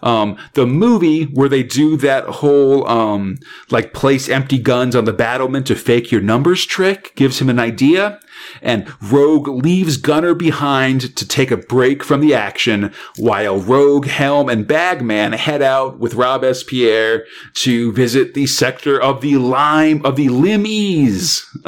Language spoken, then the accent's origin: English; England, United Kingdom; We're English guys speaking in French accents, so it sounds a little different.